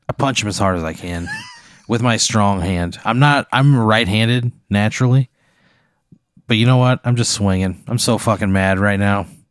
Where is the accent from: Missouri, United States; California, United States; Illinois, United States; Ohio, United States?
Illinois, United States; I grew up in Illinois.